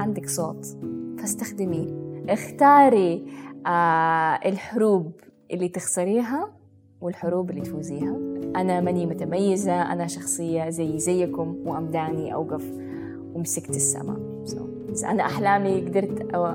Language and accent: Arabic; Jeddah, Makkah Province, Saudi Arabia; moved away; also born or lived in United Arab Emirates; من السعودية من جدة من حي الروضة تربيت